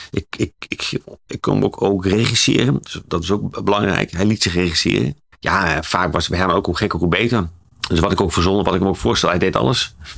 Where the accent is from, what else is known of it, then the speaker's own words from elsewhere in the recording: Zwolle, Overijssel, Netherlands; omdat ik zelf uit Zwolle kom